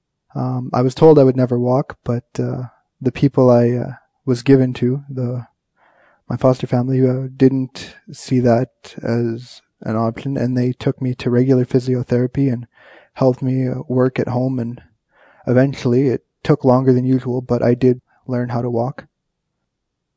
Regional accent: Kenora, Ontario, Canada; also born or lived in Winnipeg, Manitoba / White Dog; I'm an Ojibwe from Kenora, Ontario. My home reserve is White Dog

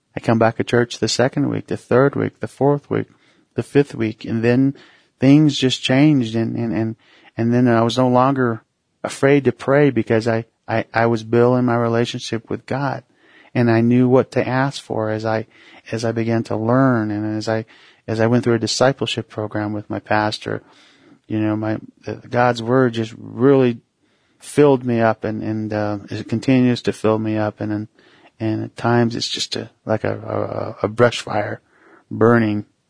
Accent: Mesa, Arizona, United States; also born or lived in Tuba City, Arizona; originally Tuba City, Arizona, which is northern Arizona. And I was raised in Mesa, Arizona, which is a suburb of Phoenix, Arizona

